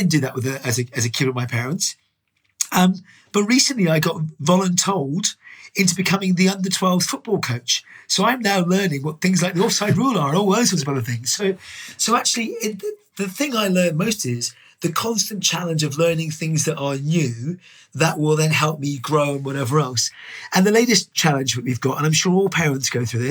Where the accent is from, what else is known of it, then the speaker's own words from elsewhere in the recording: Dublin, Leinster, Ireland; I was born in Dublin, lived in Ireland. My parents, as a kid, used to run pubs